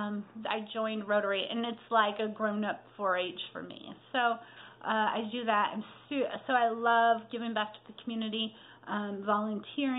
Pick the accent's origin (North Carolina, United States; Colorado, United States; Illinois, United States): Colorado, United States; moved away as an adult; now in Coal Camp, United States; I am born and raised in Colorado and recently moved to Missouri